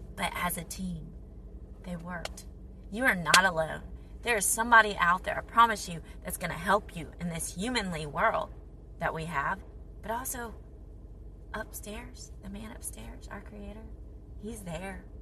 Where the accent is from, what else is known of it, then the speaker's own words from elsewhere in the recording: United States; moved away as an adult; also born or lived in Saudi Arabia; I'm American